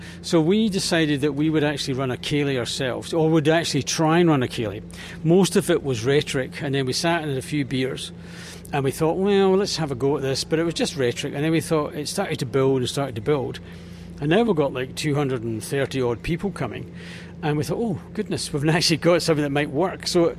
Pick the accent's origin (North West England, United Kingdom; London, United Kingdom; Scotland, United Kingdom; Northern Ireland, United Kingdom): Scotland, United Kingdom; Ayr; moved away as an adult; now in Dunedin, New Zealand; I was born in Ayr, in Ayrshire, and when I was a wee boy